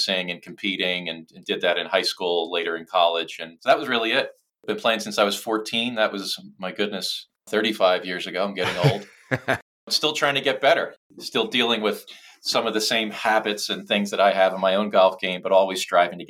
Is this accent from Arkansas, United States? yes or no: no; Philadelphia, Pennsylvania, United States; I'm from Philadelphia. I grew up in a middle class neighborhood that was about a 20-minute walk from the nearest municipal golf course